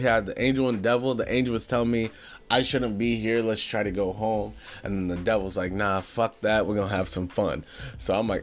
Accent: Ohio, United States; I'm from Ohio, so snow's very, very, very common up here

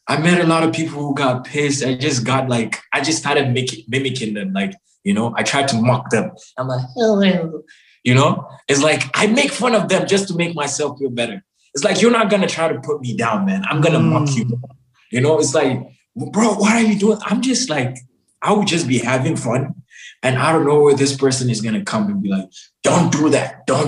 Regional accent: Cameroon; also born or lived in Senegal / Chad / Mali; I'm like, I'm from Cameroon. They'll be like, yeah. Cameroon. You know, yeah, I lived in Senegal. I lived in Chad. I lived in Mali, you know, from starting off from like, since when I was 6-7 years old. Growing up.

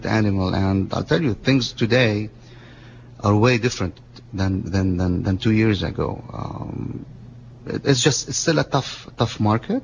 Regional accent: Lebanon; moved away as an adult; now in Monterey, United States; I was born in Lebanon. My dad is Lebanese

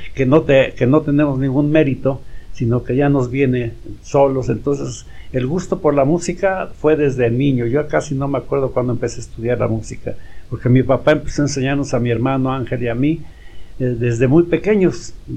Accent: Tultepec, State of Mexico, Mexico; moved away; logré salir de mi pueblo, que es Tultepec, Estado de México, el municipio de Tultepec

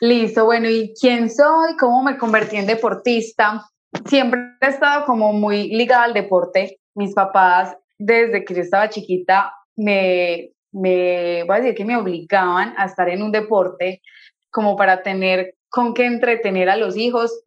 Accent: Colombia; en mi país

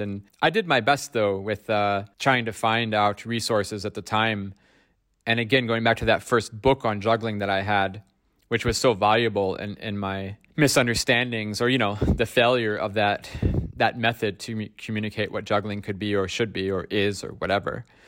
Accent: Ohio, United States; now in Stockholm, Sweden; growing up in Ohio, in America

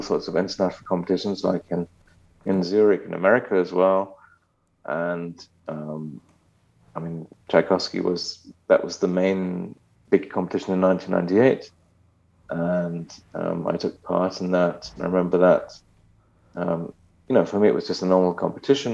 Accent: London, United Kingdom; moved away as an adult; now in Germany; My father's German, mother's Japanese, but I was born in England.

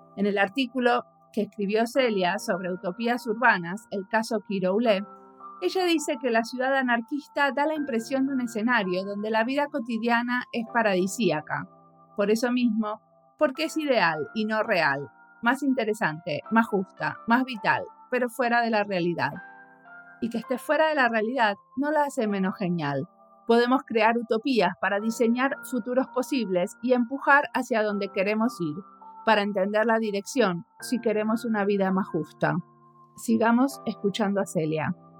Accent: Buenos Aires, Argentina; moved away; Soy, porteña

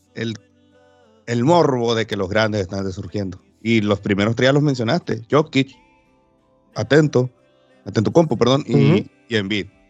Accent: Los Cabos, Baja California Sur, Mexico; mi tierra, Baja California Sur, Los Cabos

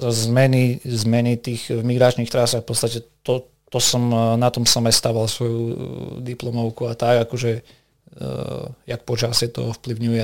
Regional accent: Vranov nad Topľou, Prešov Region, Slovakia; v jednej reštaurácii u nás v Bovranove

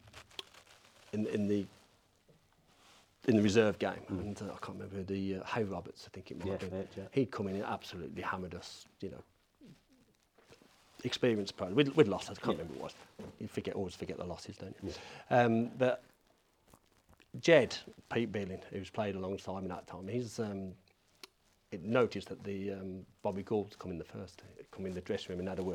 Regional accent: Birmingham, West Midlands, United Kingdom; also born or lived in Coventry; I'm a Brummie

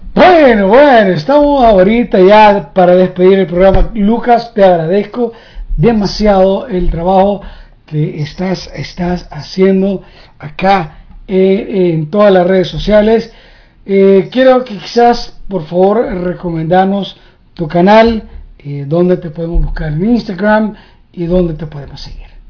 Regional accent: El Salvador; now in United States; como un salvadoreño viviendo en Estados Unidos

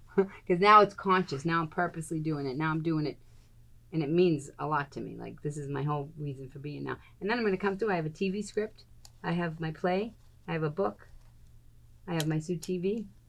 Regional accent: Boston, Massachusetts, United States; I'm from Boston

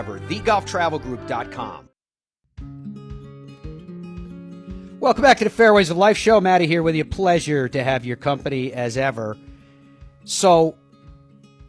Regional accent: Ireland; I'm Irish

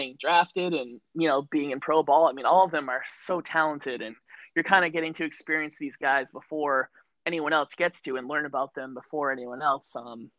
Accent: Sandwich, Massachusetts, United States; you and I know growing up here, it's part of the life of, you know, growing up on the Cape and living on the Cape

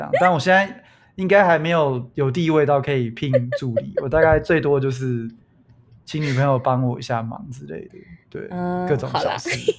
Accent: Canada; 身为加拿大人

